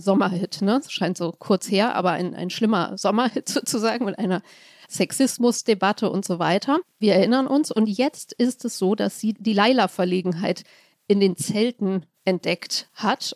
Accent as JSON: {"language": "German", "region": "Hamburg", "country": "Germany", "said": "Ich als Hamburgerin bin sehr weit weg, kulturell und geografisch, von München"}